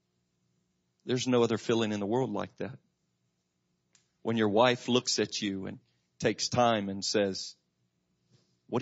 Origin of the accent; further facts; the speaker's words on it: Macclenny, Florida, United States; I grew up in McClinney, right down the road. You know, we were the ones that all the disc jockeys made fun of in Jacksonville